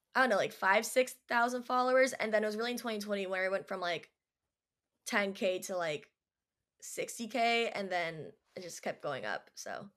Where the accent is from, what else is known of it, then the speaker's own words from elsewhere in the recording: Orange County, California, United States; growing up in Orange County, very cliquey people